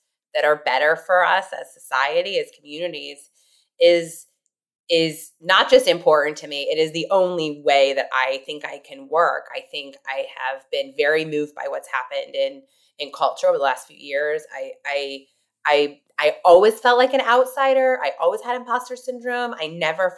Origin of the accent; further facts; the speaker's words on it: Indiana, United States; I grew up in Indiana